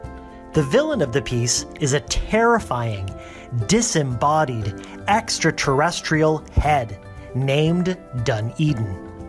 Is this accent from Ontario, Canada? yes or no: yes; Hamilton, Ontario, Canada; growing up in Hamilton in the 80s